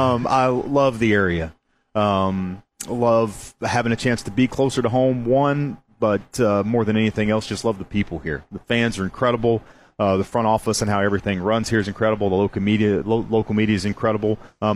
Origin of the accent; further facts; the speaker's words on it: Paragould, Arkansas, United States; I'm from Arkansas.